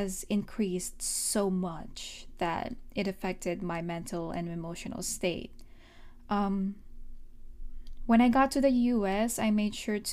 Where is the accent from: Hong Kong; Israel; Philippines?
Philippines; now in United States; I mostly grew up in the Philippines